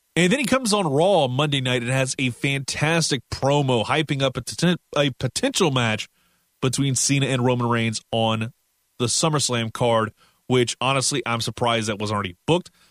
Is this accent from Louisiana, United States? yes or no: yes; Louisiana, United States; I'm from the South in Louisiana